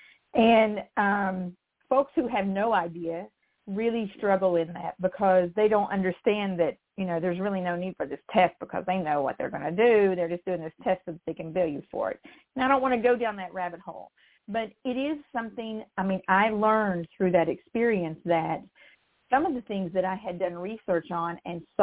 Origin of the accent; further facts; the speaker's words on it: West Virginia, United States; I come from West Virginia